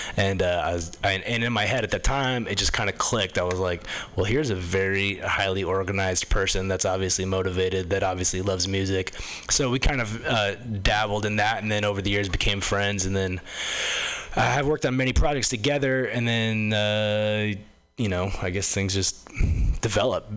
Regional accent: Los Angeles, California, United States; moved away; I come from Los Angeles originally

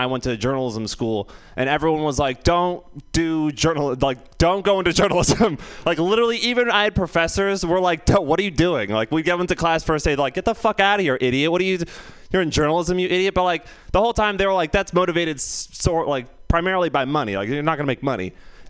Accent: San Francisco, California, United States; you're just like, I'm from San Francisco.

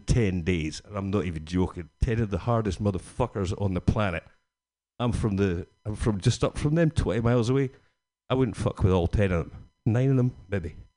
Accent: Scotland, United Kingdom; Being Scottish

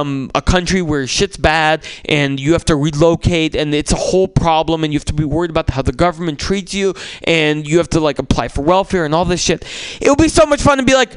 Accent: San Francisco, California, United States; born or raised there; also born or lived in Russia

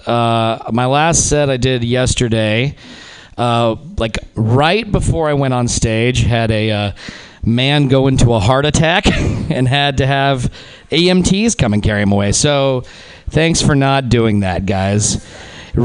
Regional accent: Reno, Nevada, United States; moved away; my hometown, Reno, Nevada

